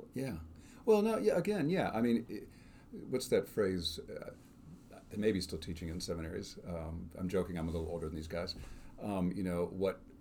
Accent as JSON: {"language": "English", "town": "Northbrook", "region": "Illinois", "country": "United States", "tie": "born or raised there", "said": "I grew up on Scott Road in Northbrook, Illinois."}